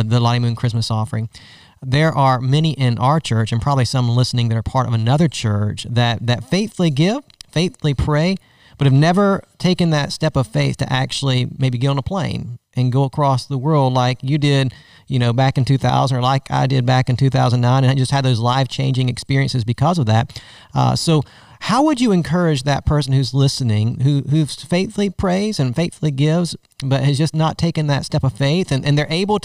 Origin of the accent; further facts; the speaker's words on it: Augusta, Georgia, United States; the Southern Baptist Convention started in my hometown, Augusta